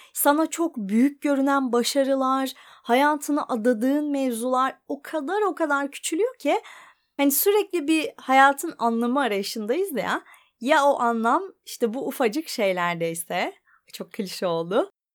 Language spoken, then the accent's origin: Turkish; Ankara, Turkey; moved away as an adult; now in Bodrum, Turkey; ben Ankaralıyım.